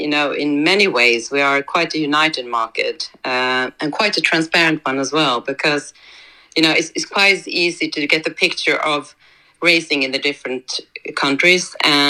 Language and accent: English; Flyinge, Skåne, Sweden; moved away as an adult; now in Oslo, Norway; I was born in Sweden at the big horse center Flyingen